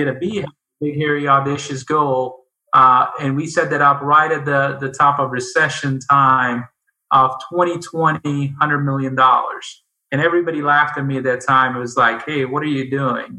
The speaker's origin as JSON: {"language": "English", "country": "India", "tie": "born or raised there", "moved": "yes", "lives_now": "United States", "said": "I grew up in India"}